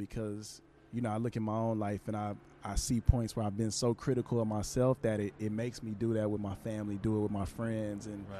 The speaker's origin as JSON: {"language": "English", "region": "Texas", "country": "United States", "moved": "yes", "lives_now": "Los Angeles, United States", "said": "I'm from Texas."}